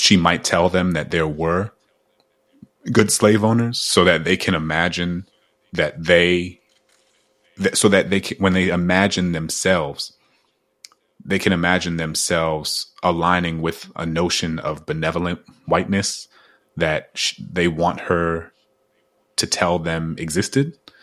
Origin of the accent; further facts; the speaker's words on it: New Orleans, Louisiana, United States; growing up in New Orleans as a kid